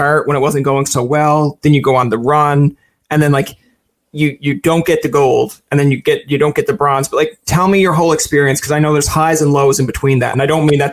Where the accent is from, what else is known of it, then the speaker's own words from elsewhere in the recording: Newfoundland and Labrador, Canada; I'm a Newfoundlander